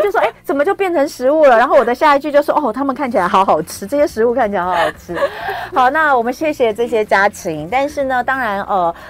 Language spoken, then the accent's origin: Chinese; Taipei, Taiwan; 因为我是台北人